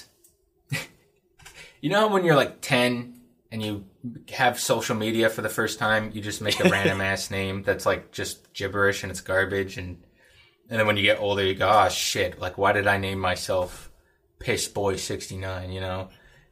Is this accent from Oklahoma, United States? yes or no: no; Anchorage, Alaska, United States; now in Fairbanks, United States; I grew up in Anchorage and then moved up to Fairbanks for school, and live and work up here.